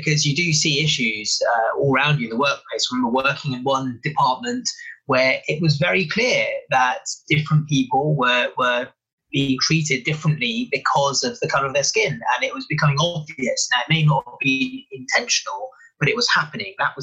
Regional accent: London, United Kingdom; also born or lived in Africa; So I grew up in originally in West London, lived in Africa for a little while, and then spent most of my life in London

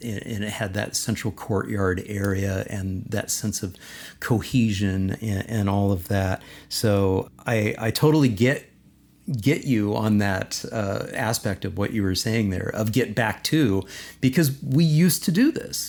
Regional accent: Southern California, United States; where I grew up in Southern California

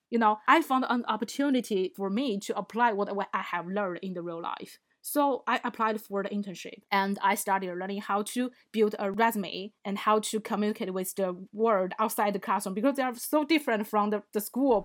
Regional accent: China; moved away; I come from China.

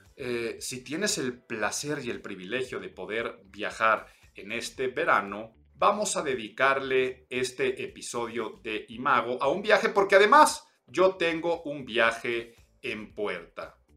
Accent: Mexico City, Mexico; soy chilango

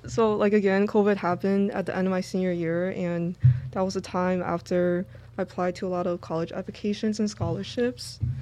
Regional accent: New York City, New York, United States; also born or lived in Manhattan; we're from New York City, like, the Manhattan area, and we grew up in Brooklyn, too

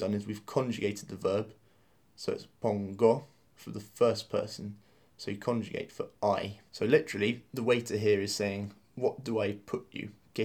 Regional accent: England, United Kingdom; as English people

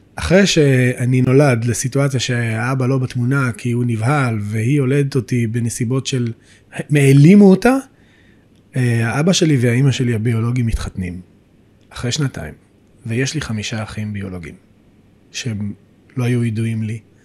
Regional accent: Beit El, West Bank, Israel; also born or lived in Jerusalem; גדלתי בבית אל.

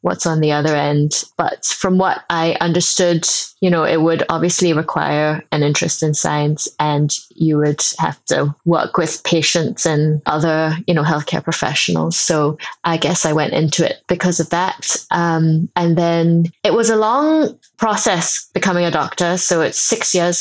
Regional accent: Singapore; moved away as an adult; now in United Kingdom; I grew up in Singapore. So I actually spent the first 18 years of my life in Singapore.

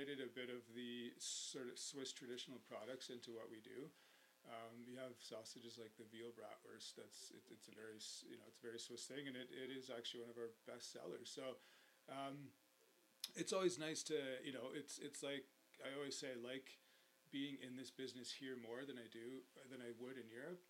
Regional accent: Canmore, Alberta, Canada; I grew up in Canmore

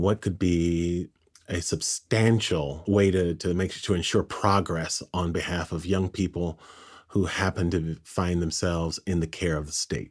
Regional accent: Pasadena, California, United States; I grew up in Pasadena

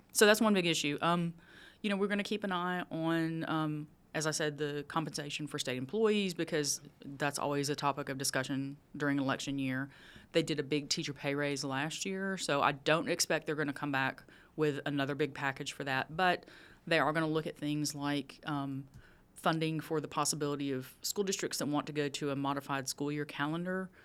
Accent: Texas, United States; moved away; I grew up in Texas

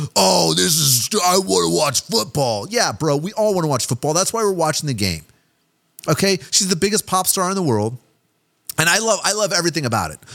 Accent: Kansas City, Missouri, United States; I'm from Kansas City been a Chiefs fan my whole life

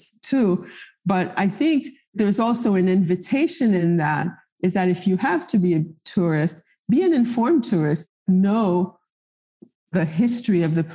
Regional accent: Haiti; first language Haitian Creole; English is a second language; also born or lived in New York; now in Miami, United States; I grew up in Haiti at a time where, yes, education was in French

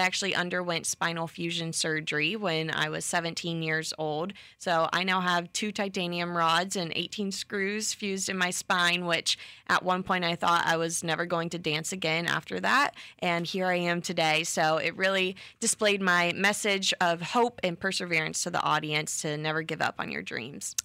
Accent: Bradenton, Florida, United States; I am from Bradenton, Florida, born and raised, so right below Tampa area

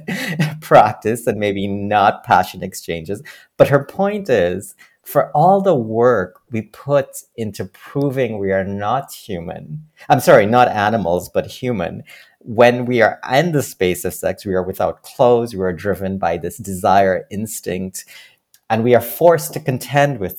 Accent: Trinidad & Tobago; now in Toronto, Canada; growing up in Trinidad, I remember in school

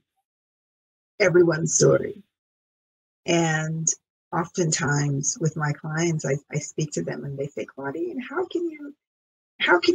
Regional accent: Jamaica; now in United States; growing up on the British system in Jamaica

